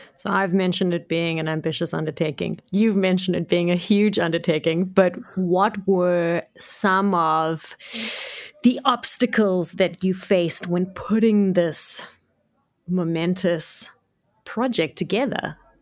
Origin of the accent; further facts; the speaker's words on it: Cape Town, Western Cape, South Africa; also born or lived in Johannesburg; I was born in Cape Town, grew up in Cape Town, lived here my whole life